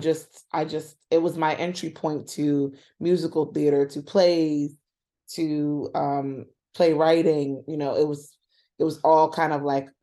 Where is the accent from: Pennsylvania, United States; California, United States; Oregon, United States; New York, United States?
New York, United States; I was born and raised in Washington Heights, and lived there up until only a couple years ago.